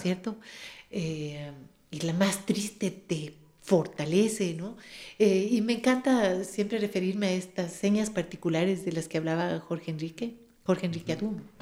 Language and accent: Spanish; Quito, Pichincha, Ecuador; las quebradas de Quito que son las nuestras